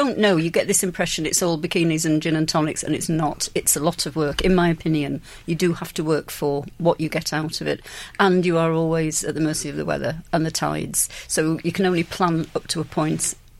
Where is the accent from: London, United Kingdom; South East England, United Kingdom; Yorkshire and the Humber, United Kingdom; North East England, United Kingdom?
Yorkshire and the Humber, United Kingdom; now in Ireland